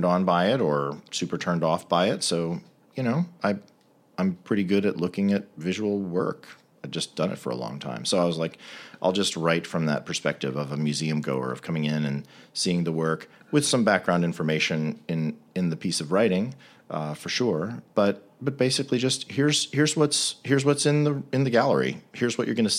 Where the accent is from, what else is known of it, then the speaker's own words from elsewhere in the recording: D.C., Virginia suburbs of Washington, United States; I grew up in the Virginia suburbs of Washington, D.C.